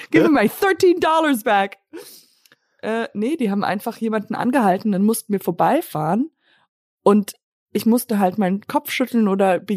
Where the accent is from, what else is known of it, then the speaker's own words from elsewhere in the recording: Germany; weil ich gesagt habe, ich bin Deutsche und diese Deutschen, die haben